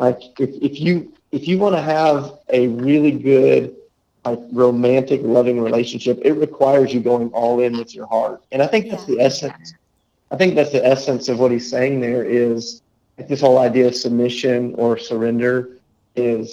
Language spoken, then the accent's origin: English; United States; as an American